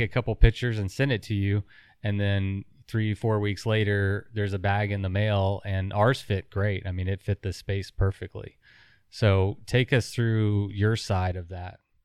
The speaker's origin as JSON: {"language": "English", "region": "Texas", "country": "United States", "said": "We're from Texas"}